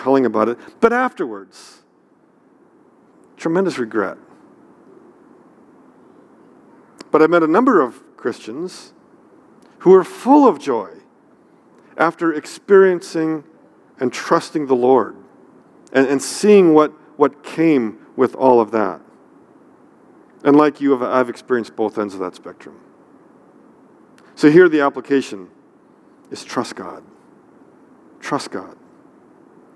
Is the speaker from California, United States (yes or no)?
yes; near San Francisco, California, United States; I grew up near San Francisco, so we had lots of earthquakes